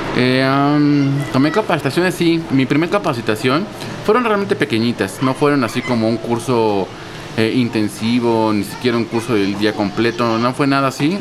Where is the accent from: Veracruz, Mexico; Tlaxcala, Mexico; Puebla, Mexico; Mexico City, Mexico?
Mexico City, Mexico; Yo soy aquí de la Ciudad de México. Nací en, en Coyoacán y creo que toda la vida lo pues, sigo viviendo en Coyoacán.